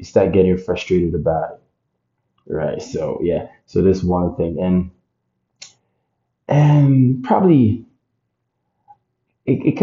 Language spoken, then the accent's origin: English; Ghana; moved away as an adult; now in Canada; I was born and raised in Ghana, like, you know, my whole environment has been about the Ghanaian culture